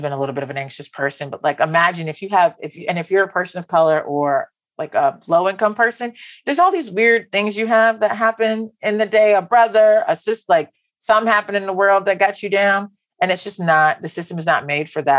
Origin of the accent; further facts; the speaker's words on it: West Palm Beach, Florida, United States; I'm from West Palm Beach, Florida